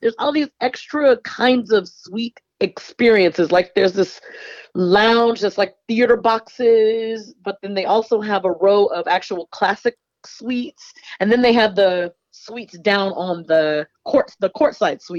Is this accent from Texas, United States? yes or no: yes; Houston, Texas, United States; moved away as an adult; now in Bay Area, United States; I was born and raised in Houston and grew up a Houston Rockets fan